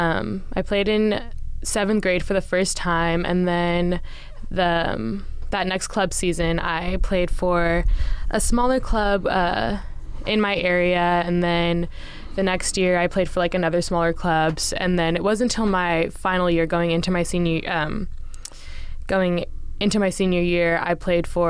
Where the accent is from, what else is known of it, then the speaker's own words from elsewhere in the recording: Brentwood, California, United States; I'm from NorCal, Bay Area, a little town called Brentwood, California is where I went to middle school, high school